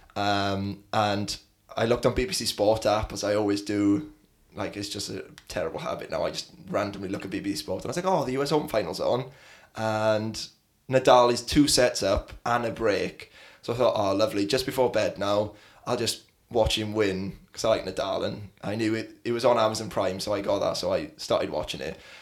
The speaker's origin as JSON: {"language": "English", "region": "South Wales", "country": "United Kingdom", "tie": "born or raised there", "said": "I lived in South Wales"}